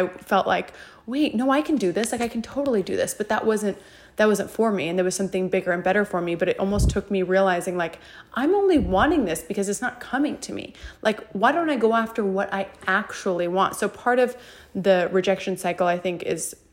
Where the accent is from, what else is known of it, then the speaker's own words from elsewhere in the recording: Idaho, United States; now in Texas, United States; my home state of Idaho